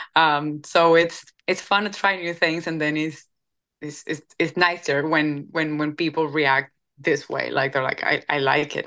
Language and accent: English; Cuba; moved away as an adult; now in Nashville, United States; I come from Cuba